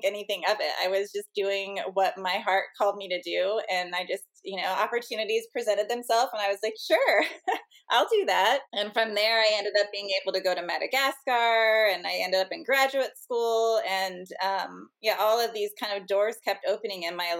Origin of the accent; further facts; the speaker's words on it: St. Louis, Missouri, United States; I grew up in the Midwest. I'm originally from St. Louis, Missouri